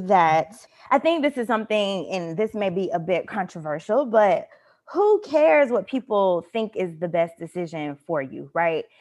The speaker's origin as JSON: {"language": "English", "country": "United States", "moved": "yes", "said": "I'm speaking as an American citizen with American passport"}